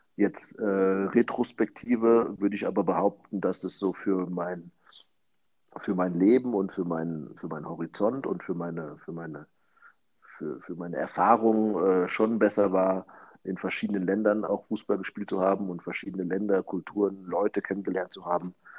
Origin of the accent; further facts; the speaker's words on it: Frankfurt, Hesse, Germany; moved away as an adult; now in South Africa; in meiner Geburtsstadt oder in der Stadt, aus der ich komme und wo ich auch, äh, wo meine Familie, meine Freunde, viele meiner Freunde auch noch zu Hause sind